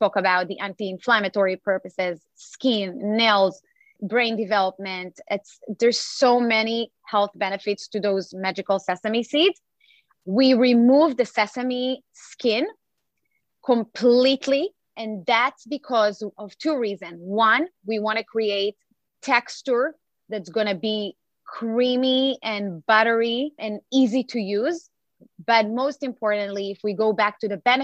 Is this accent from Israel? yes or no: yes; Israel; English is a second language; now in United States; I was born and raised in Israel